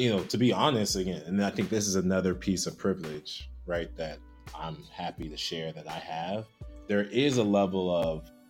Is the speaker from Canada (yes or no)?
no; Nigeria; So in some rooms I'm black, in some rooms I'm African, in some rooms I'm Nigerian.